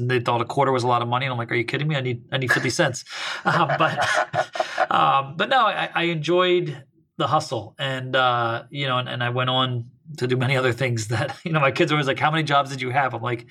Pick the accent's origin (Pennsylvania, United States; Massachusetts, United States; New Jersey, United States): New Jersey, United States; Camden; now in Thousand Oaks, United States; I grew up in South Jersey, right outside Camden/Philadelphia, if people know that area of the world.